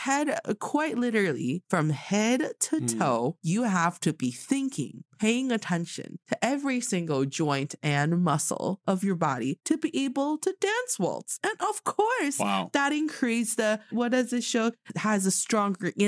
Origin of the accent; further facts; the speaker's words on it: Changchun, Jilin, China; now in Beijing, China; I'm from Changchun City in Jilin Province